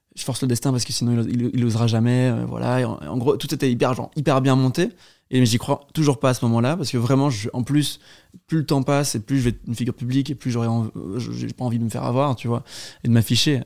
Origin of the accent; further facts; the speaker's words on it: Brussels, Brussels-Capital Region, Belgium; je suis belge, euh, je suis né à Bruxelles